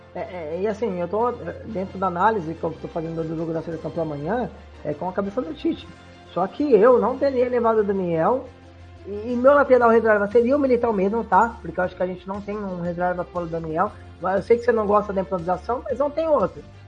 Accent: São Paulo, Brazil; aqui no estado de São Paulo, que eu sou do estado de São Paulo

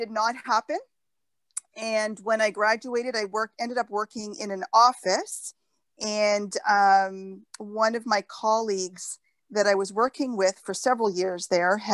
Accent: just outside of Sudbury, Ontario, Canada; now in Cambridge, Canada; I grew up actually just outside of Sudbury up north.

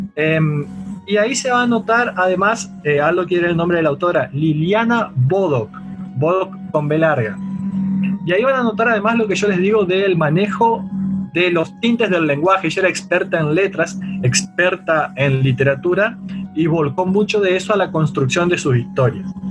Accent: Argentina; como los que tuvimos acá en Argentina

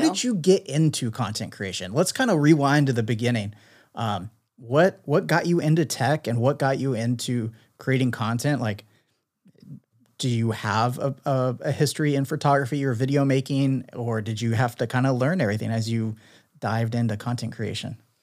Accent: San Diego, California, United States; a local San Diego creator, so I'm always excited to link up with local creators in my hometown

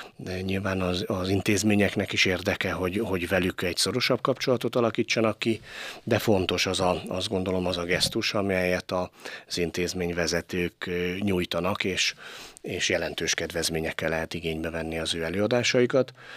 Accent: Pécs, Baranya, Hungary; moved away as an adult; also born or lived in Kaposvár; Én Pécsi voltam, Pécsi vagyok és Pécsi leszek

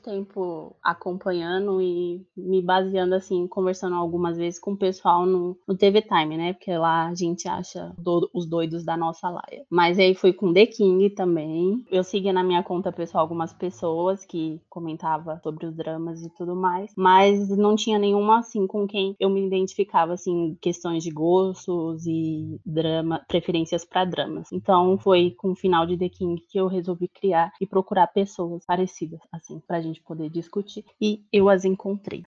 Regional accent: São Paulo, Brazil; eu sou de São Paulo

